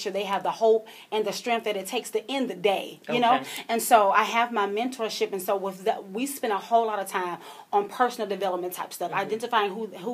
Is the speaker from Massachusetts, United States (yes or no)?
no; Columbia, South Carolina, United States; born and raised in Columbia, South Carolina.